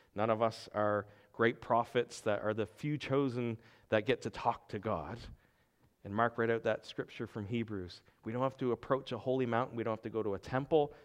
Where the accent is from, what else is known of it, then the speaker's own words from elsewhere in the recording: Pugwash, Nova Scotia, Canada; moved away; my hometown of Pugwash, Nova Scotia.